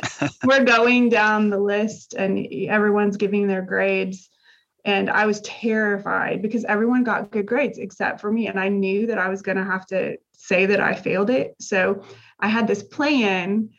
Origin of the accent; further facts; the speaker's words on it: Indiana, United States; moved away as an adult; now in Texas, United States; I grew up in Indiana. So we've lived in Texas